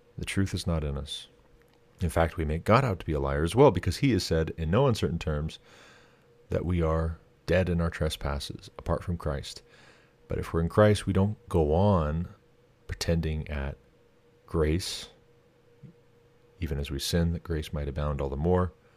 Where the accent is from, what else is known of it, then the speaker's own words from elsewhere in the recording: Montana, United States; my home state of Montana